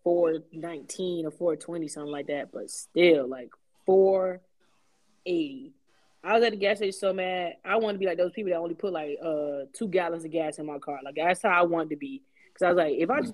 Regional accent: Miami, Florida, United States; moved away; also born or lived in Japan; I'm from Miami

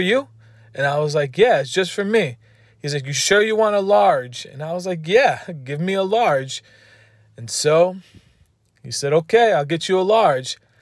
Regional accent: East Coast, United States; I'm from the East Coast

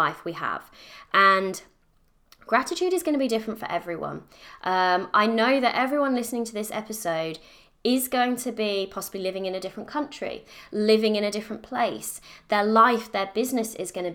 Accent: United Kingdom; I'm British, I live in the UK

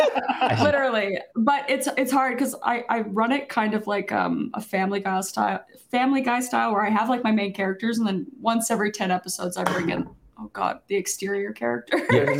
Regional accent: Canada; Yes, I'm from the Canadians, yes.

